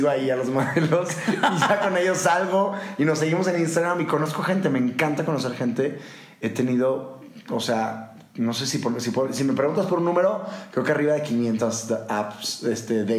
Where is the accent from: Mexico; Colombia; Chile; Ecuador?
Mexico; Monterrey, Nuevo León; moved away; Yo como que salí un poco como enojado de Monterrey y de todas las costumbres que hay allá y ya no digo madreada, ya no digo nada de esas palabras